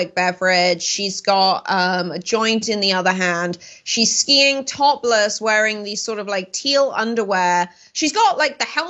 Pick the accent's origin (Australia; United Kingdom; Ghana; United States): United Kingdom; moved away; I grew up in Europe when Britain was still a part of it.